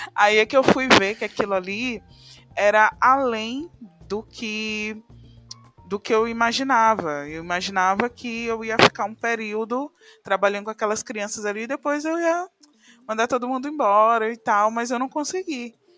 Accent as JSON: {"language": "Portuguese", "town": "São Luís", "region": "Maranhão", "country": "Brazil", "said": "Sou aqui de São Luís do Maranhão, né, na região nordeste aqui do Brasil."}